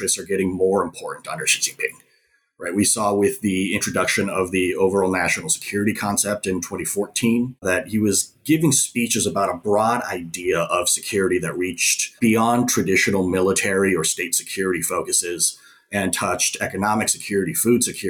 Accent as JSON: {"language": "English", "area": "San Francisco Bay Area", "region": "California", "country": "United States", "tie": "born or raised there", "also_born_or_lived": "Taipei, Taiwan", "said": "So I was born in Taipei and my parents immigrated to the San Francisco Bay Area when I was pretty young. So I grew up with a heritage speaker's"}